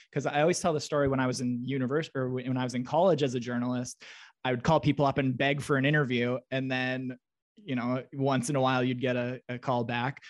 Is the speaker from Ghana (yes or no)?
no; Russell, Manitoba, Canada; I'm from Russell, Manitoba, which is a small town